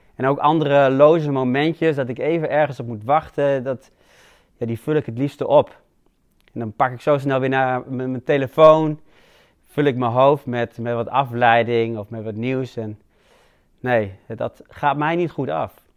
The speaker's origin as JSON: {"language": "Dutch", "country": "Netherlands", "said": "wij als Hollanders"}